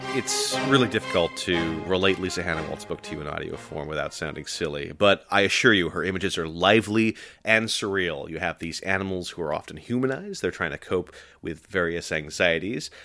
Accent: Santa Clara, California, United States; now in Brooklyn, United States; I was born in Santa Clara

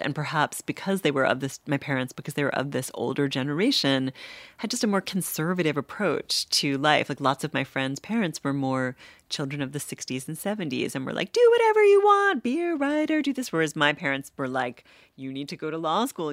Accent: New York, United States; moved away as an adult; now in Cambridge, United States; I'm from New York

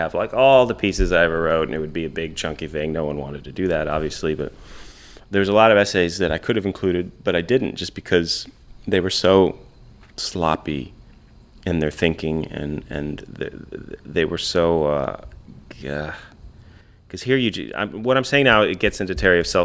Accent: Escanaba, Michigan, United States; watching Jeff Daniels make this movie of my hometown

